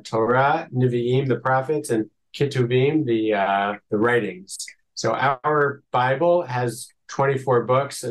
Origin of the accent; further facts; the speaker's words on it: United States; moved away as an adult; now in Israel; I'm from America. I moved to Israel 12 years ago